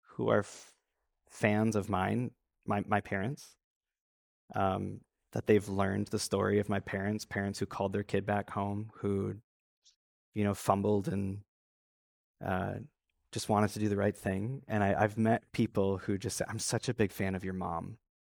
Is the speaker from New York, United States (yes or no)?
no; Traverse City, Michigan, United States; born or raised there